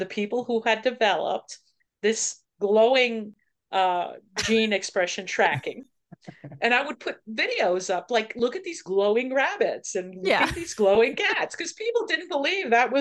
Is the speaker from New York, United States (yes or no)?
yes; Levittown, New York, United States; I grew up in Levittown